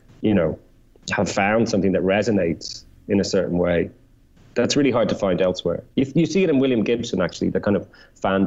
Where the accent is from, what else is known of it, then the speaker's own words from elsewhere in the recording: Ireland; being Irish, like I grew up on that kind of Joycean intertextuality